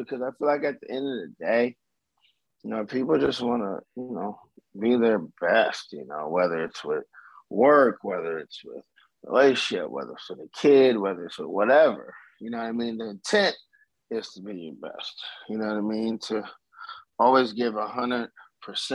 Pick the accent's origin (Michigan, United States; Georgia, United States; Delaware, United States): Delaware, United States; Milton; now in Nashville, United States; I grew up right in Milton.